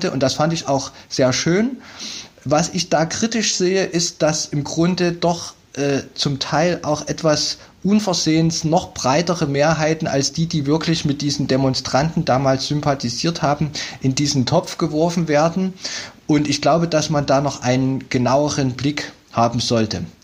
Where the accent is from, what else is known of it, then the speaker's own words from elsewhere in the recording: Chemnitz, Saxony, Germany; Ich bin auch Chemnitzer und zugleich als Wissenschaftler hier so mit den Themen in der Stadt befasst.